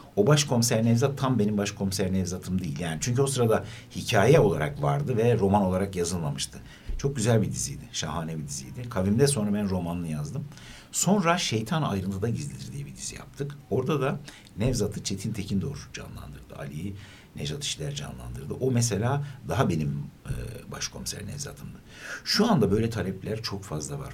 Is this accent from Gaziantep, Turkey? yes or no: yes; Gaziantep, Turkey; ben Antepliyim